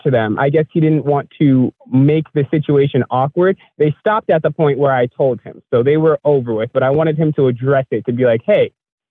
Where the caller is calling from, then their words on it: New York, United States; I'm calling from New York.